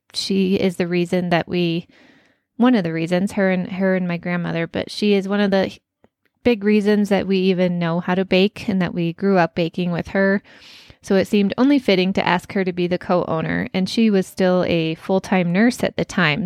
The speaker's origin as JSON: {"language": "English", "region": "Colorado", "country": "United States", "tie": "born or raised there", "said": "born and raised in Colorado"}